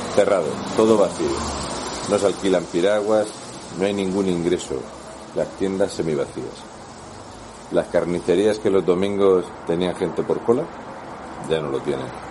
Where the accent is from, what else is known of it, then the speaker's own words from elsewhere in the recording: Region of Murcia, Spain; un murciano en Ávila